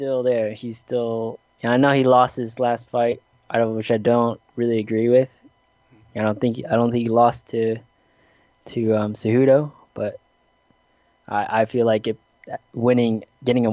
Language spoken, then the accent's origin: English; South Dakota, United States; growing up in the Midwest and South Dakota